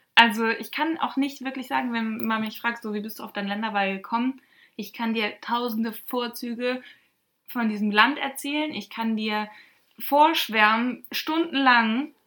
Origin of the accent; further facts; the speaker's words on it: North Rhine-Westphalia, Germany; wir kommen halt aus NRW